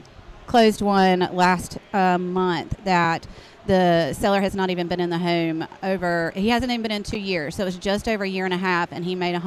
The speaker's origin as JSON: {"language": "English", "town": "Garner", "region": "North Carolina", "country": "United States", "tie": "born or raised there", "said": "So I'm born and raised in Garner, so know the area very well. Was in a unit in Goldsboro and in Fort Bragg, so I know both of those markets as well."}